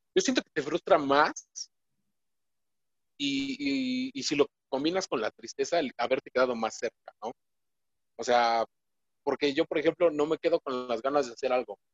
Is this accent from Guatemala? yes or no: no; Mexico; nosotros, como mexicanos